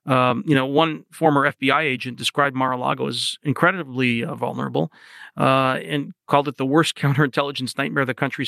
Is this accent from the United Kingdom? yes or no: no; Canada; now in United States; the part that I focused on as a Canadian correspondent in Washington